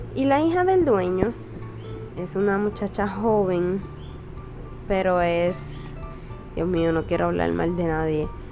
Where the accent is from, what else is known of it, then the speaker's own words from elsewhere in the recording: Puerto Rico; soy de Puerto Rico, tengo 21 años